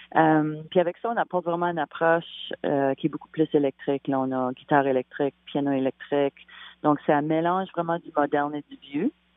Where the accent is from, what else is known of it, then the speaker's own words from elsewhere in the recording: Canada; Vu qu'on est acadien, on a vraiment des bases de musique de, nos régions respectives de, l'île du Prince-Édouard, des îles de la Madeleine